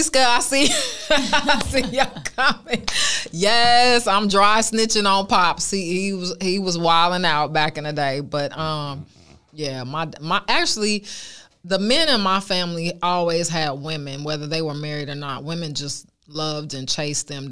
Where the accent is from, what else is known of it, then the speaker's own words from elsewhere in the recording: Oakland, California, United States; I went to Allen Temple Baptist Church growing up in Oakland